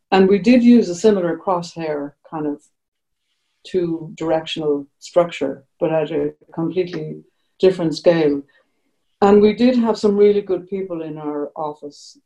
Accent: Ireland; we're Irish

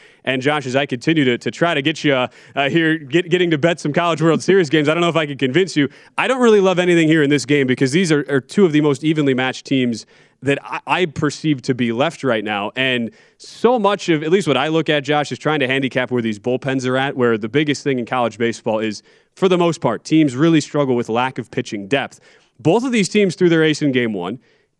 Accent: Wisconsin, United States; I'm from Wisconsin. We can do our Wisconsin-Canadian duo accents here.

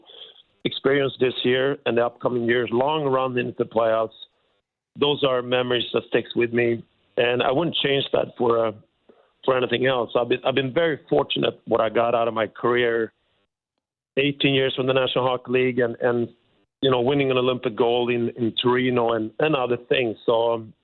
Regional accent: Sweden; moved away as an adult; also born or lived in Canada; I'm born and raised in Sweden

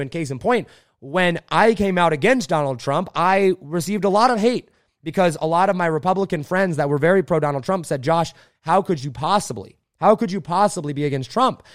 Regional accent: Indiana, United States; I grew up a farmer in Indiana at eleven years old. Uh, we moved out to Indiana, my family

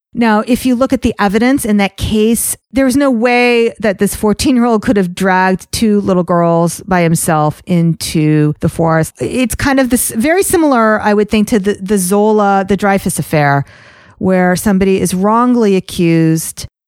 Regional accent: United States; also born or lived in Teaneck, New Jersey; as an American Jew

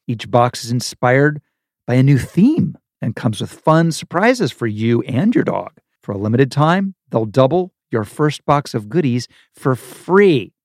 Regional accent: Dayton, Ohio, United States; moved away; I'm from Ohio. I'm from Dayton, Ohio

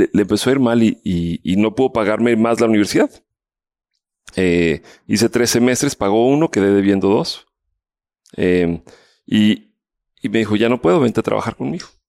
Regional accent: Mexico City, Mexico; moved away as an adult; also born or lived in Colombia / Palo Alto, United States; Vivía en la Ciudad de México, yo soy mexicano, nacido de aquí

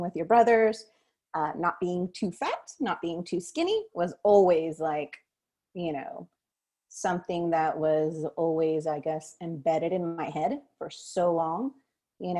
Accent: Southern California, United States; growing up in Southern California in the 90s

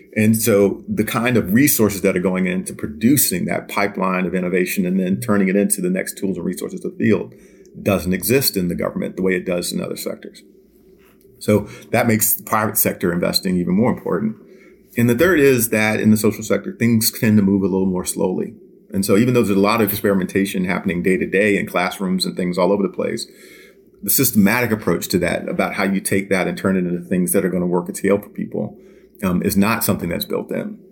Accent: Washington, District of Columbia, United States; moved away as an adult; I actually am born and raised in Washington, D C. I grew up in Southeast D C

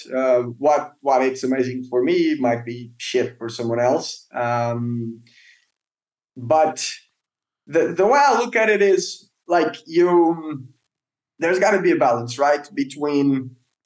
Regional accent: Portugal; I grew up in Portugal, diving close to Lisbon in cold water, bad visibility, small fish

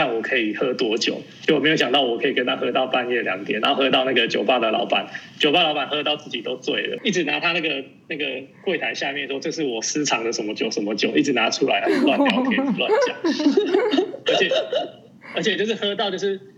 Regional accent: Taiwan; also born or lived in Hungary; 台湾来的

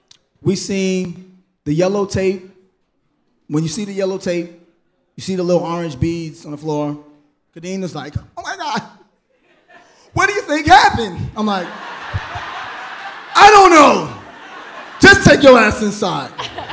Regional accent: New York City, New York, United States; moved away as an adult; also born or lived in Detroit; now in Atlanta, United States; I love being from Brooklyn. Being from Brooklyn

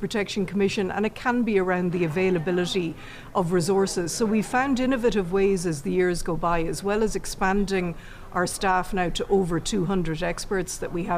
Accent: Ireland; we're English-speaking in Ireland

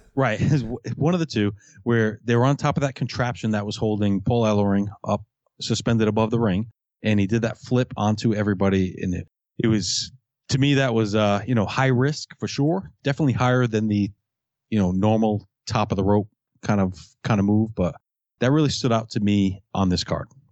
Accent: Fall River, Massachusetts, United States; I'm from Fall River, Massachusetts.

